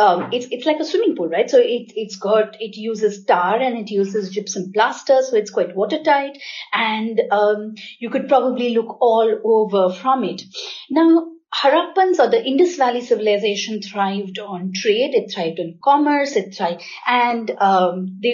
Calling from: Navi Mumbai, Maharashtra, India; I live in New Bombay, which is Navi Mumbai, which is outside of Bombay.

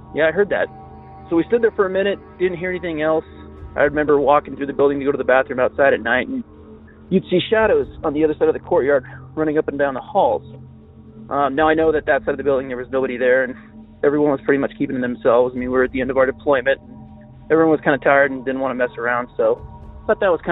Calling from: Utah, United States; I'm calling you from Utah.

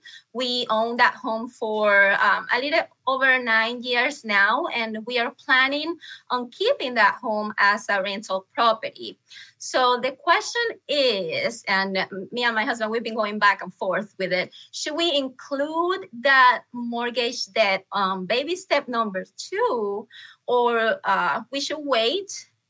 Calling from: Palmer, Alaska, United States; I'm calling from Palmer, Alaska.

